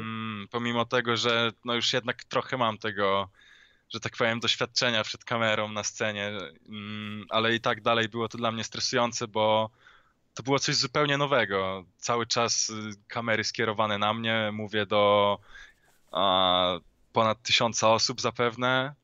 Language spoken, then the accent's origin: Polish; Poland; skąd pochodzę? No, w sensie no z Polski